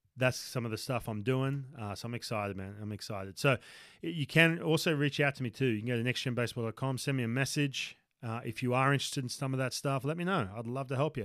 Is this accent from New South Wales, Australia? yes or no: yes; Newcastle, New South Wales, Australia; moved away as an adult; this is my hometown, uh, u-, up in Newcastle